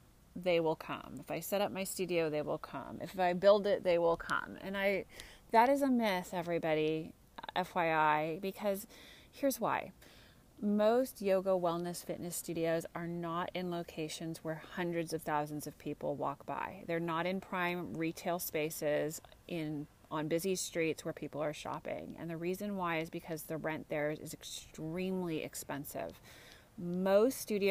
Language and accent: English; Santa Cruz, California, United States; also born or lived in Marin County, California; I'm in beautiful Santa Cruz, California, which is my hometown